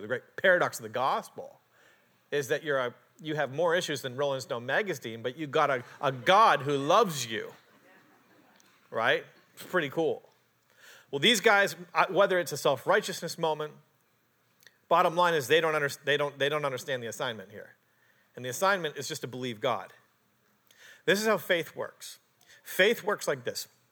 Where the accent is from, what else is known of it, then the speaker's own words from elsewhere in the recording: Canada; moved away; also born or lived in Portland, Oregon; I'm a Canadian.